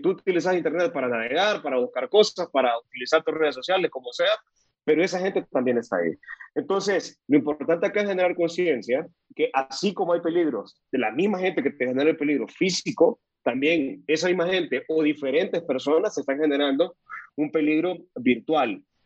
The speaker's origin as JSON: {"language": "Spanish", "country": "El Salvador", "moved": "yes", "lives_now": "Costa Rica", "said": "soy salvadoreño, vivo en Costa Rica"}